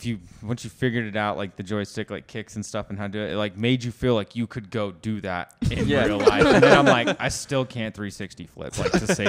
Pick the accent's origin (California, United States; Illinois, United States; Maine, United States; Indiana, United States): California, United States; Fresno